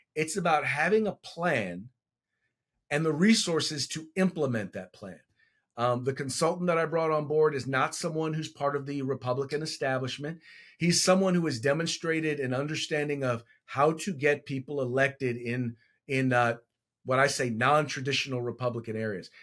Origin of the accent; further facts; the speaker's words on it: Richmond, California, United States; also born or lived in Chico, California; I was born and raised in the San Francisco Bay Area in Richmond, California